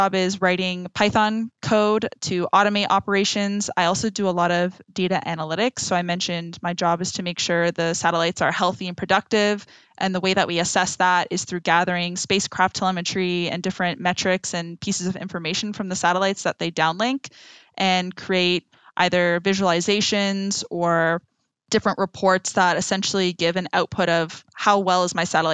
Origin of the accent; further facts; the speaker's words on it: Canada; moved away as an adult; also born or lived in France; now in Silicon Valley, United States; I come from Canada, where we do have two official languages